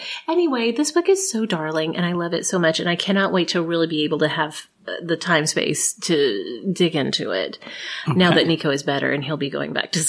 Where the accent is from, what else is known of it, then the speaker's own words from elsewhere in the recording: Southern Oklahoma, United States; accent: Oklahoma; But it is not uncommon for people to mention my Oklahoma accent